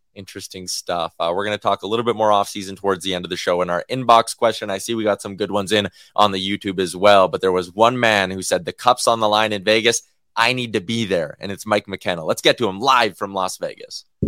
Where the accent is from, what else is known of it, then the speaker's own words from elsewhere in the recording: St. Albert, Alberta, Canada; the cup's going to come uh, back to my hometown this summer